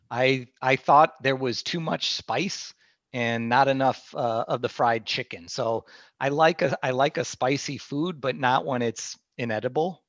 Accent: Midwest, United States; growing up in the Midwest

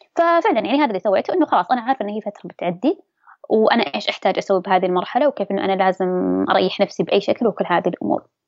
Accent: Dammam, Eastern Province, Saudi Arabia; أنا من سكان أي منطقة قلت له بالدمام

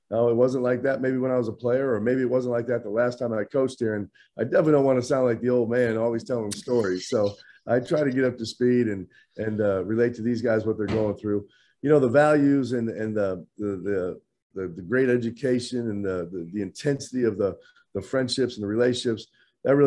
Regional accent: Midwest, United States; I was kind of like a lot of guys growing up in the Midwest.

